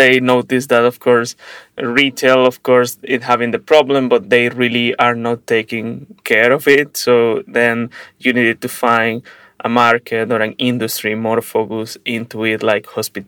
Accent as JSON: {"language": "English", "country": "Venezuela", "moved": "yes", "lives_now": "Prague, Czech Republic", "said": "I am originally from Venezuela and living in Prague, Czech Republic"}